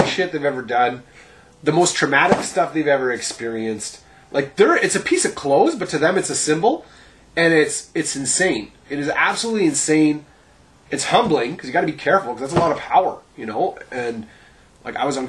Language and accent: English; Sudbury, Ontario, Canada; also born or lived in Ottawa / Rochester, Minnesota / Jacksonville, Florida / Montreal; I stayed in Sudbury from like grade 1 to 12 and came back periodically